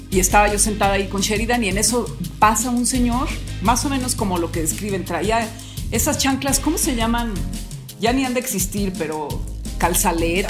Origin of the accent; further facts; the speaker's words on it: Mexico; also born or lived in Querétaro; yo me pasé toda mi infancia en México